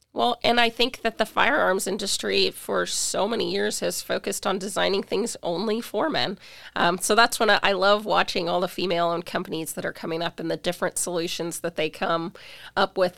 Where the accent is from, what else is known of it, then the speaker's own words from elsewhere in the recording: Spokane, Washington, United States; also born or lived in Pullman; I was born and raised in Spokane